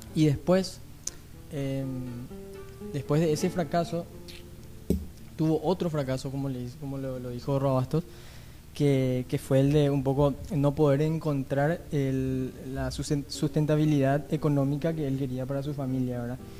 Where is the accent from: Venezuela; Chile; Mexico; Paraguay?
Paraguay; como paraguayos